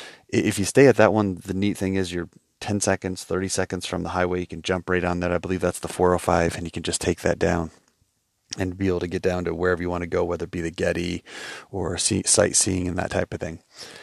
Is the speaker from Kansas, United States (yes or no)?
no; New York, United States; As I grew up in New York